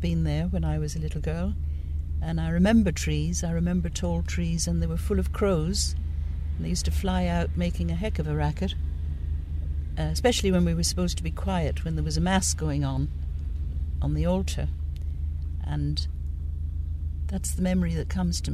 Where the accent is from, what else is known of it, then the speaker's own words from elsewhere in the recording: Dublin, County Dublin, Ireland; I came from the south side of Dublin